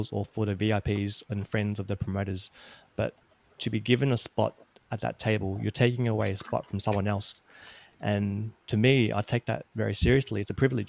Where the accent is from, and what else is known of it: Australia